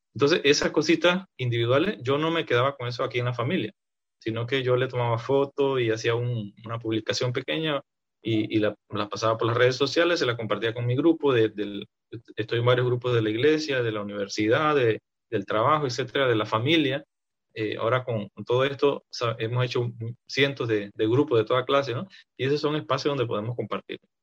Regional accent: a community in Renacimiento, Tierras Altas, Chiriquí, Panama; la comunidad donde yo nací se llama Tiago, de, Santiago

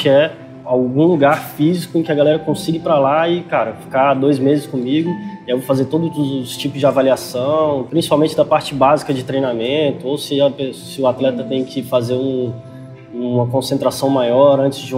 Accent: Brasília, Federal District, Brazil; lá não tem tanto alto rendimento assim.

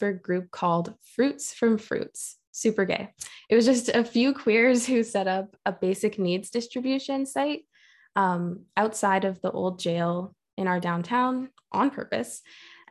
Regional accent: Brantford, Ontario, Canada; also born or lived in Toronto; I was born in Toronto, but raised on the territory of the Haudenosaunee, Anishinaabe, and Neutral Peoples in Brantford

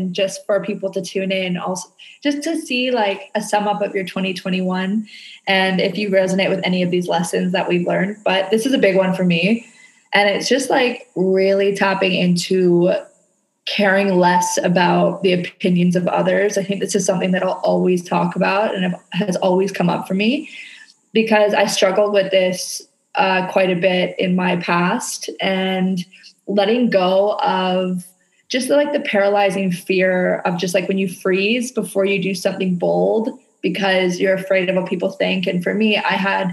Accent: Canada; now in Indonesia

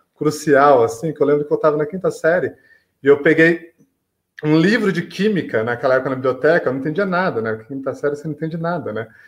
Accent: São João da Boa Vista, São Paulo, Brazil; eu sou aqui de São João do Boa Vista, que é interior de São Paulo, leste paulista.

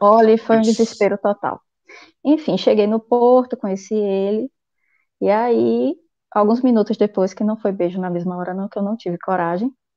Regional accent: Feira de Santana, Bahia, Brazil; moved away as an adult; lá na minha cidade mesmo, em Feira de Santana

